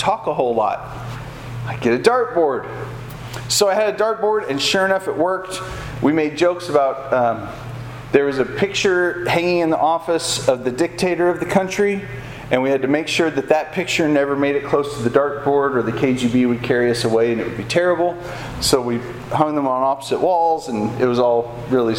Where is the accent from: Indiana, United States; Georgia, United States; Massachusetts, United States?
Indiana, United States; Evansville; we're from Evansville.